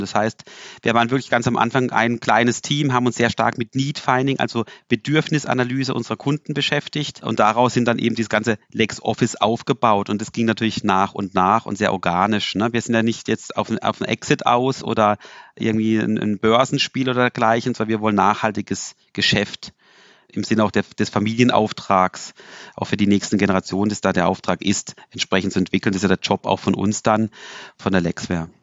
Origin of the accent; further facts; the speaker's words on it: Freiburg, Baden-Württemberg, Germany; als Freiburger